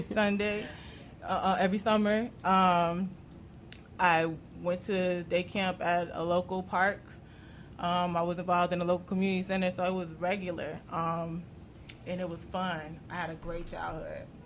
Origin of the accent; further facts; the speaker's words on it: Chicago, Illinois, United States; I'm from over east too